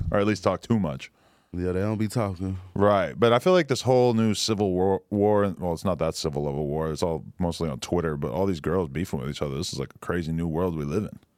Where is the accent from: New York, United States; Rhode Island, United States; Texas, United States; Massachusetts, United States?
Texas, United States; Dallas; Because I'm from Dallas.